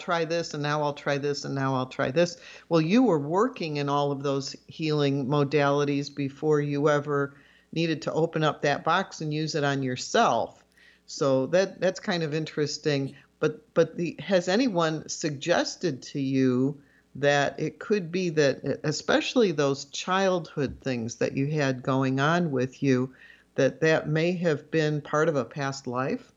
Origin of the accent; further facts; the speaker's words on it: Chicago, Illinois, United States; my sister and I grew up in Chicago. We started our earliest years right in the city, and then as I got to high school age, my parents wanted to m, move to the suburbs